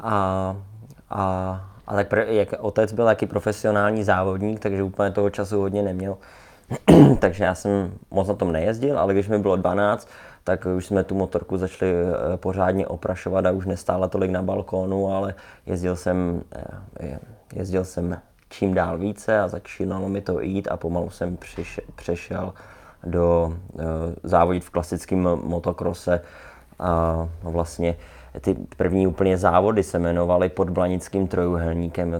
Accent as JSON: {"language": "Czech", "region": "Prague", "country": "Czechia", "tie": "born or raised there", "also_born_or_lived": "Ostrava", "said": "my jsme bydleli tady v Praze ve Vršovicích"}